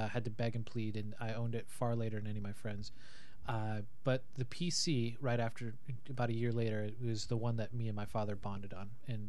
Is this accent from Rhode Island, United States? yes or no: no; Montana, United States; All right, so born and raised in Montana